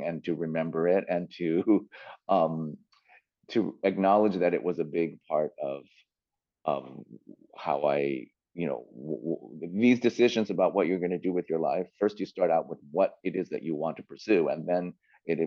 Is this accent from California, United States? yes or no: yes; San Francisco, California, United States; moved away as an adult; also born or lived in New York / Los Angeles; I grew up in San Francisco